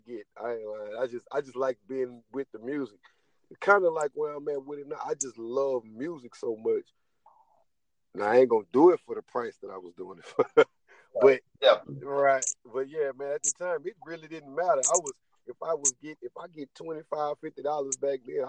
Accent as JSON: {"language": "English", "town": "Zachary", "region": "Louisiana", "country": "United States", "said": "I'm from Zachary"}